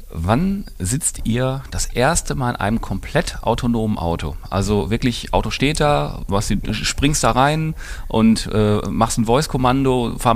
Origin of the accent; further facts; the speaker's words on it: Essen, North Rhine-Westphalia, Germany; ich als Essener kenne eure Marke